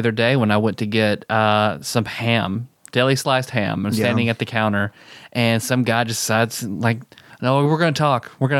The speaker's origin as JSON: {"language": "English", "region": "the South", "country": "United States", "said": "So we are three boys from the South."}